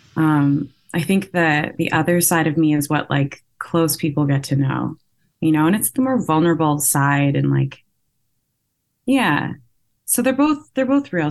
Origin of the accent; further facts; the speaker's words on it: Vancouver, British Columbia, Canada; I'm from Vancouver. Um, and I live here.